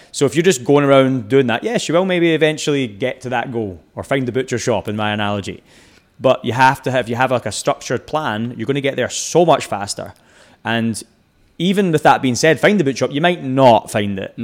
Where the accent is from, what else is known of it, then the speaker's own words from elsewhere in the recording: Scotland, United Kingdom; moved away as an adult; also born or lived in Texas; I'm Scottish